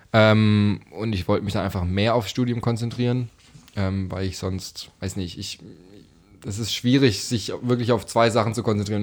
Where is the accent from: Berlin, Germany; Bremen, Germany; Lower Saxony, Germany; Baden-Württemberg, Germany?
Baden-Württemberg, Germany; Stuttgart; dort bin ich ein Stück weit aufgewachsen im Kellerzentrum Stuttgart